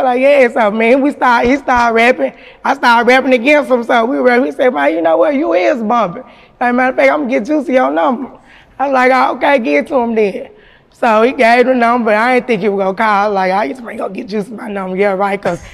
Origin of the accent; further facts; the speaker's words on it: Memphis, Tennessee, United States; I'm from South Memphis too, because I was born, but I was raised in Westwood